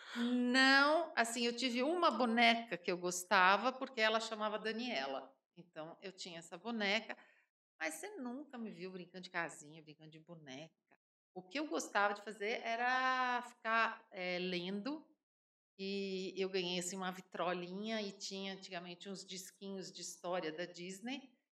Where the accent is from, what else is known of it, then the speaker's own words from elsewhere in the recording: São Paulo, Brazil; moved away as an adult; now in Sete Lagoas, Brazil; Eu sou paulistana, como você disse, nascida no Ipiranga